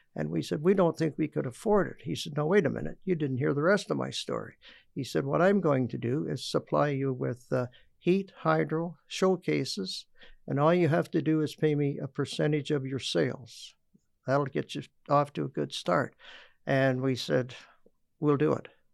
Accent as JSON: {"language": "English", "town": "Stratford", "region": "Ontario", "country": "Canada", "said": "the famous candy man from Stratford, Ontario"}